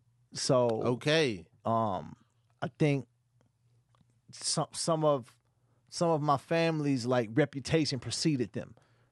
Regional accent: Sacramento, California, United States; born or raised there; also born or lived in San Francisco

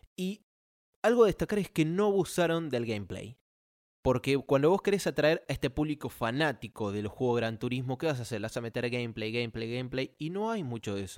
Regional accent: Argentina; la bandera argentina de mi país, mi país

